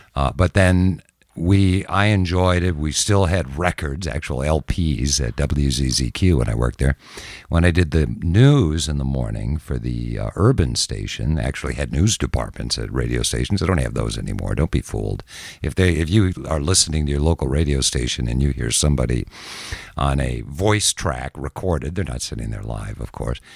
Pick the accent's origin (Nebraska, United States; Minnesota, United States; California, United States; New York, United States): Minnesota, United States; Minneapolis; also born or lived in Jackson, Mississippi; now in Gulf Coast, Mississippi, United States; I grew up in Minneapolis.